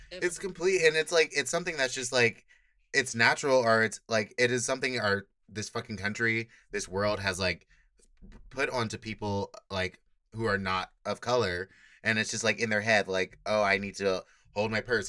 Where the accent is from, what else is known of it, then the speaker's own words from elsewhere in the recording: Inglewood, California, United States; moved away as an adult; now in San Francisco, United States; I'm from Inglewood